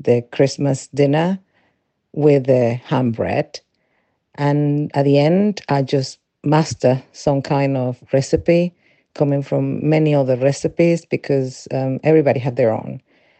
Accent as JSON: {"language": "English", "country": "Venezuela", "tie": "born or raised there", "moved": "as an adult", "lives_now": "England, United Kingdom", "said": "I'm original from Venezuela, where I was raised and lived until I was 25"}